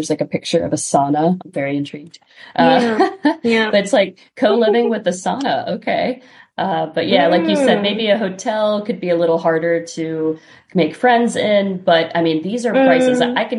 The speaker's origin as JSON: {"language": "English", "country": "United States", "said": "as an American"}